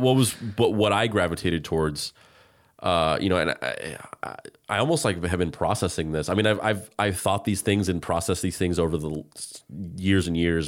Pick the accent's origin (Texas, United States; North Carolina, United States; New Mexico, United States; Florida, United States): New Mexico, United States; because I grew up in New Mexico.